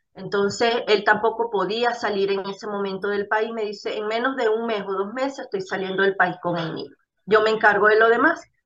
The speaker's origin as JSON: {"language": "Spanish", "country": "Venezuela", "moved": "as an adult", "lives_now": "Ecuador", "said": "nosotros como venezolanos en la Venezuela eh, anterior, la de antes"}